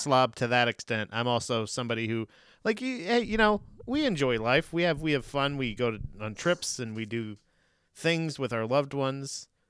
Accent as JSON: {"language": "English", "region": "Florida", "country": "United States", "tie": "born or raised there", "moved": "yes", "said": "growing up in Florida"}